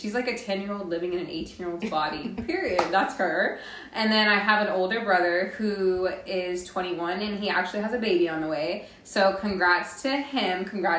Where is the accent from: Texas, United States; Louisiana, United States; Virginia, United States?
Texas, United States; Corpus Christi; also born or lived in Kingsville, Texas / Hebbronville, Texas; now in Austin, United States; So I'm from Corpus Christi, I would say. I've spent my middle school years, my high school years there, left to college there. All my family's there right now. So yeah, I am from Corpus Christi.